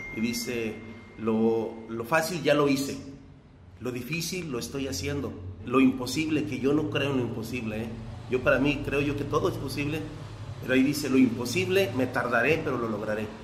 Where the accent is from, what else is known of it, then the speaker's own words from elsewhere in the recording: Teocaltiche, Jalisco, Mexico; mi pueblo y a, y a, todo mundo, a todo, a todo Teocaltiche